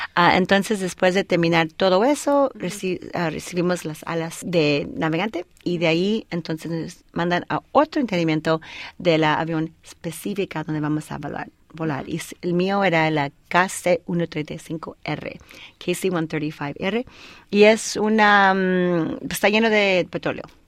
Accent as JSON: {"language": "Spanish", "region": "Colorado", "country": "United States", "tie": "born or raised there", "also_born_or_lived": "El Paso, Texas", "first_language": "Spanish", "moved": "as an adult", "said": "nací en El Paso, Texas, y mis hermanos y hermanas um, nacieron en Colorado. Y ahí estuve estudiando y de ahí terminé la secundaria"}